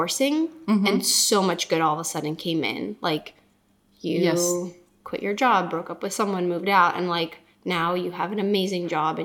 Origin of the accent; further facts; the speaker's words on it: California, United States; also born or lived in Czech Republic; I'm from Czech, but grew up in California